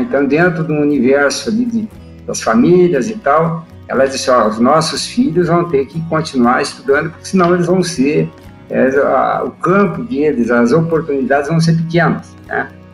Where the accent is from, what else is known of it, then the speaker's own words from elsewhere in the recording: Santa Maria, Rio Grande do Sul, Brazil; now in Buriti Alegre, Brazil; eu sou nascido em Santa Maria, sou natural de Santa Maria.